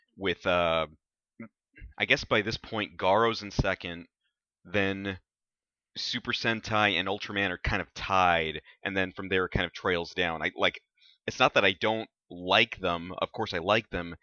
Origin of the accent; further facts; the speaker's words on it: South Texas, United States; when I was a kid growing up in South Texas